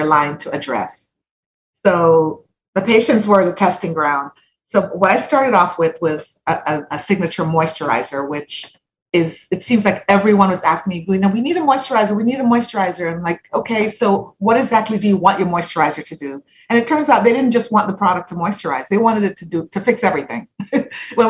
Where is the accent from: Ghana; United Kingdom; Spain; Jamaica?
Jamaica; moved away as an adult; now in United States; So I'm Jamaican born. I went all the way through high school in Jamaica